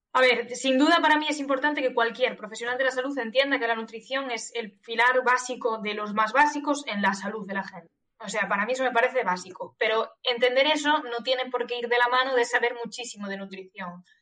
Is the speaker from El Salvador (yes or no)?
no; Galicia, Spain; moved away as an adult; now in Catalonia, Spain; soy gallega